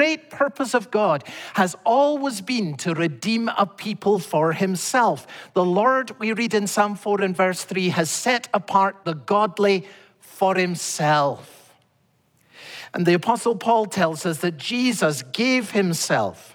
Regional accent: Scotland, United Kingdom; as a boy growing up in Scotland

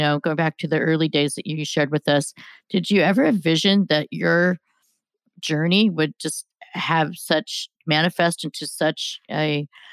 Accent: California, United States; growing up in California

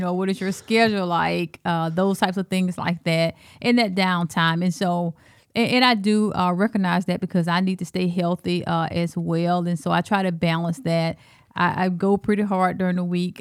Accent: Alabama, United States; accent: Alabama; moved away as an adult; also born or lived in Texas; now in Cedar Rapids, United States; I'm from Alabama and, um, I went to Texas.

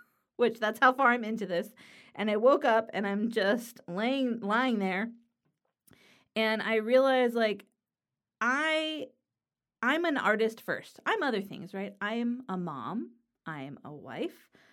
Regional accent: Los Angeles, California, United States; now in Pennsylvania, United States; I live in Pennsylvania in the U S, but I'm from Los Angeles, California

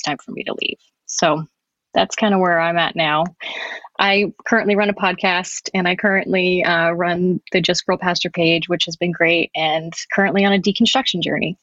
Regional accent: New Jersey, United States; I'm also from New Jersey

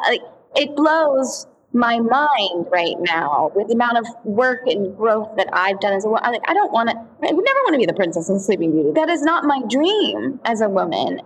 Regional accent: Altoona, Pennsylvania, United States; growing up in Altoona, Pennsylvania

